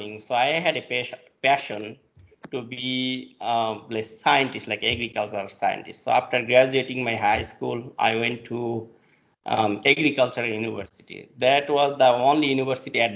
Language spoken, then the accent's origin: English; Bangladesh; now in Louisiana, United States; I'm originally from Bangladesh.